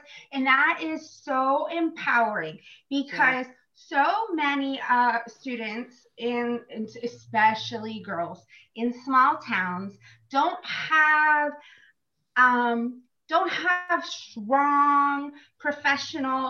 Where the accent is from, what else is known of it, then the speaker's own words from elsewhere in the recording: Ellwood City, Pennsylvania, United States; the Elwood City girl here